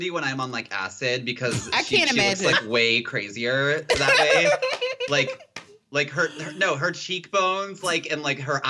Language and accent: English; Spokane, Washington, United States; now in Seattle, United States; I guess I lived in Washington State before anyway, so it doesn't matter. But, like, I think when I used to, I'm from Spokane. So, mm-hmm. like, that's, like, a much more conservative area on, like, the east side of the state. It's, like, Western Idaho, basically.